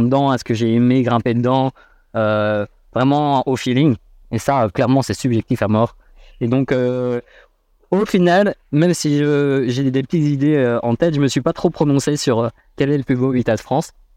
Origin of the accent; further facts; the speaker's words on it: Brussels, Brussels-Capital Region, Belgium; je suis né à Bruxelles. J'ai grandi à Bruxelles.